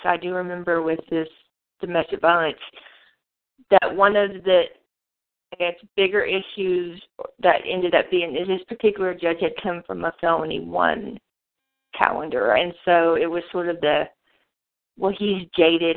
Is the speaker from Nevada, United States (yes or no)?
no; Monticello, Arkansas, United States; also born or lived in Washington, D.C.; I am originally from Monticello, Arkansas